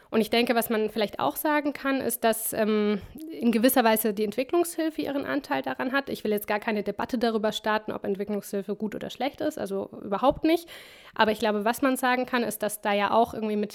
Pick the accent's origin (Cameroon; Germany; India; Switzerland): Cameroon; Ich dachte, das soll Afrika sein, ich komme doch aus Kamerun.